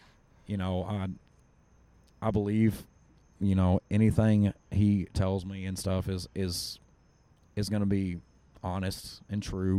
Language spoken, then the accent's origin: English; Kentucky, United States; I grew up in Kentucky.